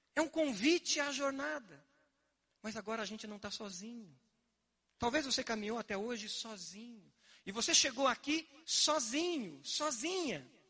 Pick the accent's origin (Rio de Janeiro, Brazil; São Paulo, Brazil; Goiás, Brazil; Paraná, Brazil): Paraná, Brazil; Curitiba; eu quando era criança, morava ali na Vila Lindóia, no final da rua Roberto Koch